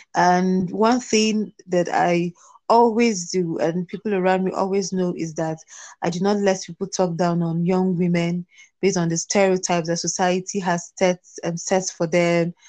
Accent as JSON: {"language": "English", "region": "Plateau", "country": "Nigeria", "said": "I am from Plateau States, Nigeria"}